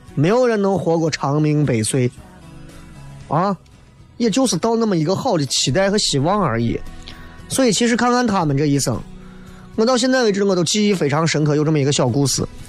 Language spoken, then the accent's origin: Chinese; Xi'an, Shaanxi, China; accent: Xi'an dialect; 我说你们每天晚上开车都能听到西安话的